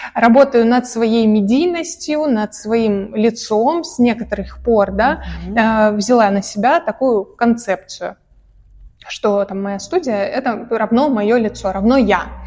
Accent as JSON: {"language": "Russian", "region": "Caucasus", "country": "Russia", "tie": "born or raised there", "said": "я э, родилась и выросла на Кавказе, угу. э, хоть и сама русская"}